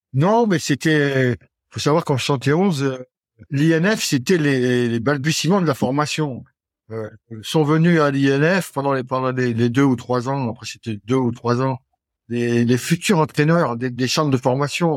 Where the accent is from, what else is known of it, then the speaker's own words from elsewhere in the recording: Brittany, France; also born or lived in the south of France; mon papa, pour, pour, le travail, avait quitté le sud et, et donc j'ai grandi en Bretagne